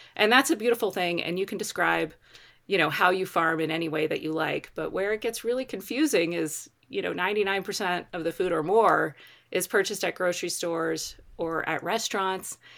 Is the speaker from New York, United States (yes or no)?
no; Baltimore, Maryland, United States; moved away as an adult; also born or lived in West Virginia; now in Colorado, United States; I grew up in Baltimore City